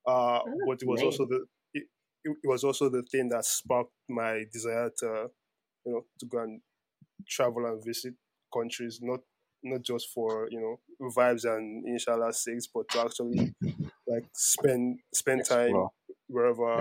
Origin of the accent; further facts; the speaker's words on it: Nigeria; I was born in Nigeria